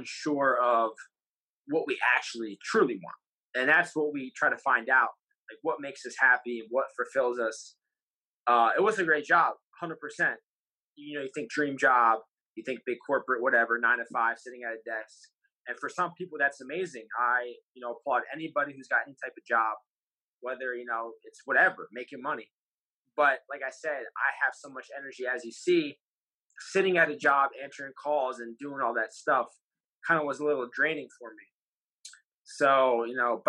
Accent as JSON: {"language": "English", "town": "Toms River", "region": "New Jersey", "country": "United States", "tie": "born or raised there", "said": "I'm from Toms River, graduated Toms River North, class of 14."}